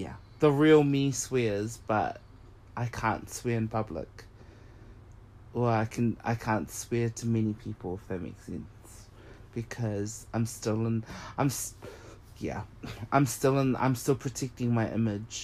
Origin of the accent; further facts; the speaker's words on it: Auckland, New Zealand; I grew up in Auckland, GR, Glen Innes